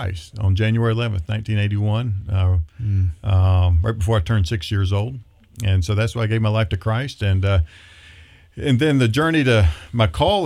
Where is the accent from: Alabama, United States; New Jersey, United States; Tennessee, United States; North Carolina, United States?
North Carolina, United States; Boone; also born or lived in Colorado; now in Idaho Falls, United States; we grew up in a place called Boone, North Carolina, which is it's up in the mountains